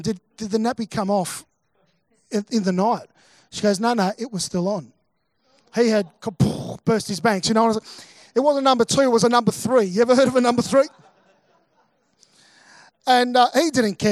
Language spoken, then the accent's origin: English; Melbourne, Victoria, Australia; moved away as an adult; also born or lived in Mackay; I'm originally from Melbourne. Melbourne's my hometown